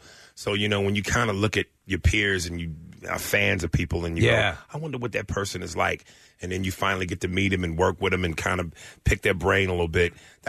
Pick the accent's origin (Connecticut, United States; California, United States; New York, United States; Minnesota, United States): New York, United States; now in Los Angeles, United States; I'm from New York, but I live in L.A.